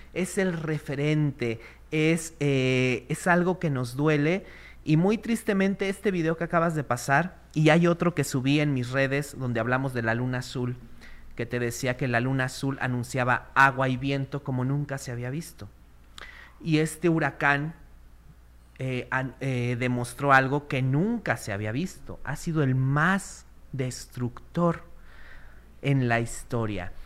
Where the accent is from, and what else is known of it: Mexico